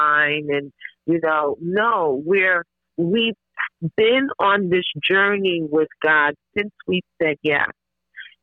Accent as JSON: {"language": "English", "country": "Grenada", "said": "I'm originally from Grenada"}